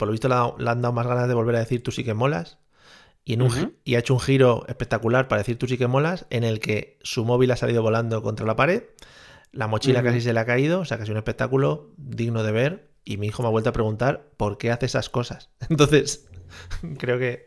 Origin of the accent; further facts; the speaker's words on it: Spain; los españoles somos toreros